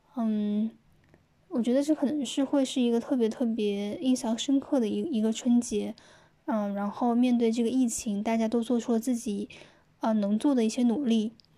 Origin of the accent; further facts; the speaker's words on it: Wuhan, Hubei, China; moved away as an adult; also born or lived in Jiangsu; 我是一个土生土长的武汉人，现在因为工作的原因呢，呃，不在武汉